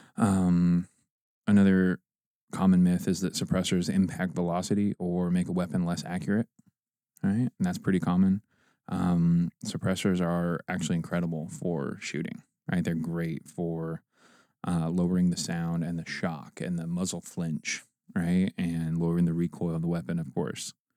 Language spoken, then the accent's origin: English; Fort Wayne, Indiana, United States; also born or lived in Auburn, Indiana; I grew up in Auburn and Fort Wayne, Indiana